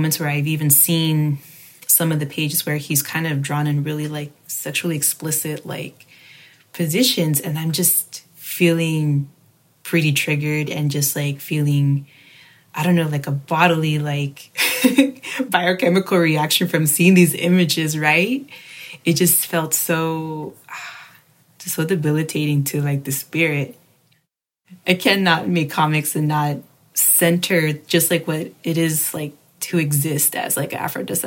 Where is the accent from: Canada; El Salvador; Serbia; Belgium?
El Salvador; we're Salvadoran or we're Central American